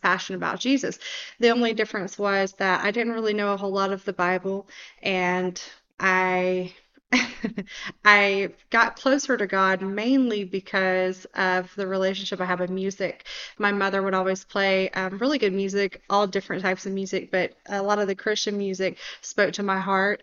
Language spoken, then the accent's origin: English; Georgia, United States; I grew up in Georgia